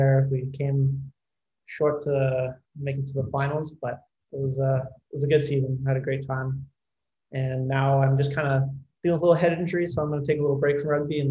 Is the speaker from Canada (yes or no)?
yes; Montreal, Quebec, Canada; moved away as an adult; now in Boston, United States; So I'm straight out of Canada, born and raised, say Montreal